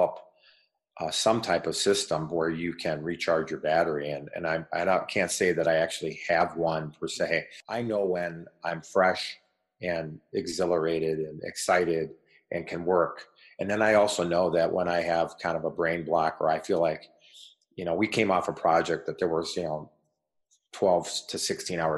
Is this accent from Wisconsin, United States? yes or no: yes; Racine, Wisconsin, United States; my hometown of Racine, Wisconsin